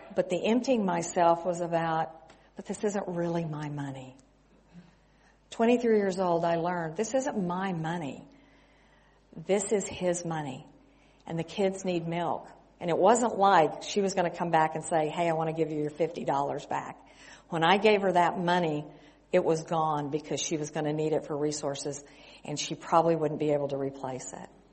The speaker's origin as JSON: {"language": "English", "region": "West Texas", "country": "United States", "tie": "born or raised there", "also_born_or_lived": "California / Mexico", "moved": "as an adult", "said": "I grew up in West Texas"}